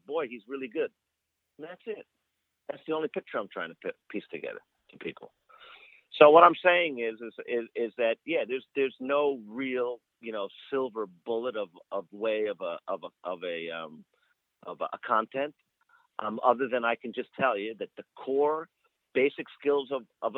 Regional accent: New York, United States; moved away as an adult; when I grew up in New York

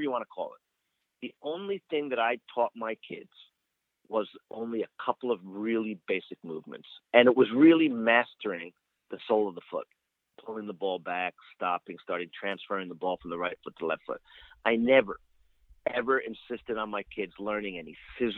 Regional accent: New York, United States; moved away as an adult; when I grew up in New York

